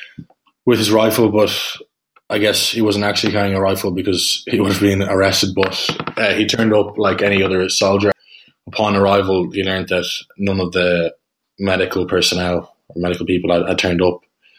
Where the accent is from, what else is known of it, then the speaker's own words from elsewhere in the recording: Dublin, Leinster, Ireland; I grew up in St. Helens Wood, so it's quite close to where I live now in Booterstown. It was kind of the perfect place to grow up for a few boisterous brothers, which was what we were